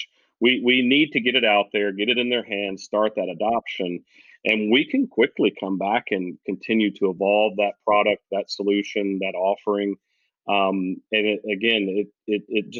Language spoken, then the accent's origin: English; the South, United States; we're from the South